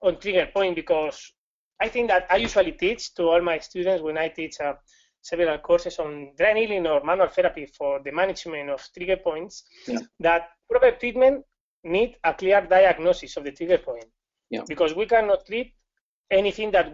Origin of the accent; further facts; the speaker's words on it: Spain; accent: Spanish; English is a second language; I'm from Spain